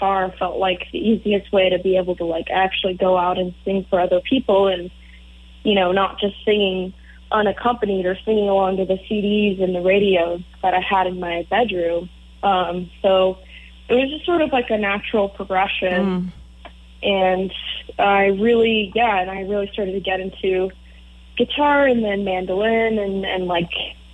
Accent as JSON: {"language": "English", "town": "Morrison", "region": "Colorado", "country": "United States", "moved": "yes", "said": "I'm from Morrison, Colorado originally, which is where Red Rocks Amphitheater is"}